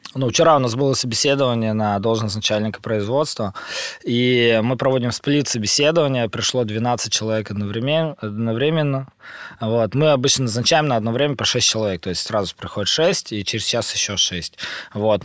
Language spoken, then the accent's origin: Russian; Urals, Russia; Я родился на Урале, в маленьком городе, в семье врачей